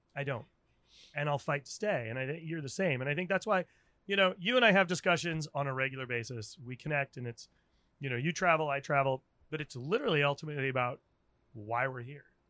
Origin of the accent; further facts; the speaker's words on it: Rhode Island, United States; moved away as an adult; also born or lived in Washington, D.C.; now in San Francisco, United States; I'm from Rhode Island